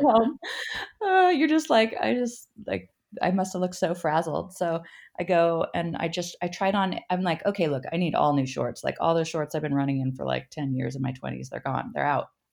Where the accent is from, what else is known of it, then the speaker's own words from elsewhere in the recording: Berkeley, California, United States; I grew up in Berkeley, California